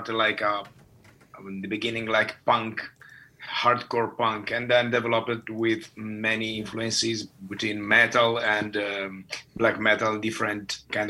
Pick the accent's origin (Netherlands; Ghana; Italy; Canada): Italy; now in Finland; My home country is Italy.